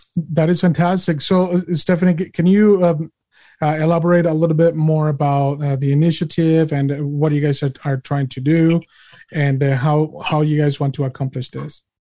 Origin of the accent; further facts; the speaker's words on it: Mexico; now in United States; I'm an immigrant. I'm an immigrant from Mexico, and I came here inspected and admitted.